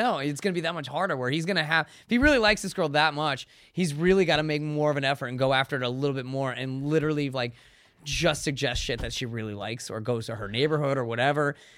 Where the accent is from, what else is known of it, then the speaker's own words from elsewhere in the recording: Connecticut, United States; moved away as an adult; also born or lived in San Diego / Los Angeles; I grew up in Connecticut